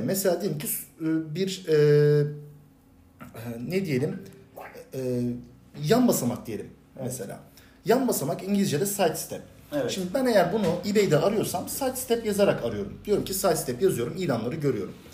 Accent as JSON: {"language": "Turkish", "region": "Bursa", "country": "Turkey", "tie": "born or raised there", "said": "Bursa'da doğdum büyüdüm. Bursa'da yaşıyorum"}